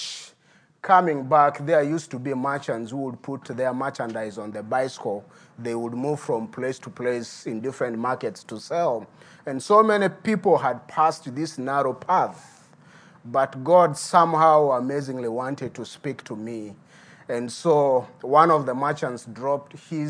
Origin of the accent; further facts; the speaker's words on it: Midigo, Uganda; I'm a native from Midigo. Midigo is a small town bordering Sudan and Congo.